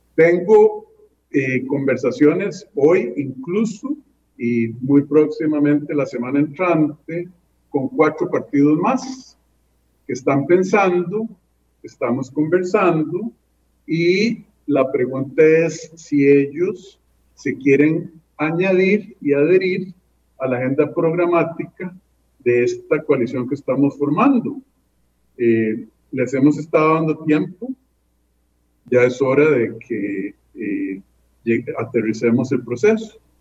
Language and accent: Spanish; San José, Costa Rica; moved away as an adult; Yo nací en ese barrio porque mi mamá vivía cerca de su papá